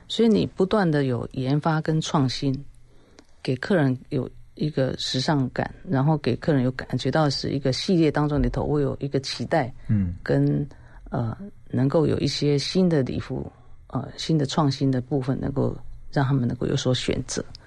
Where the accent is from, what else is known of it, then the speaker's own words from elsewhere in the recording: Taiwan; 我们台湾人